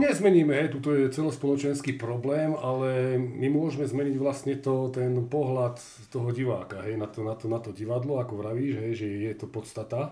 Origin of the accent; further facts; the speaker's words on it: Medzibrod, Banská Bystrica Region, Slovakia; u nás v Medzibrode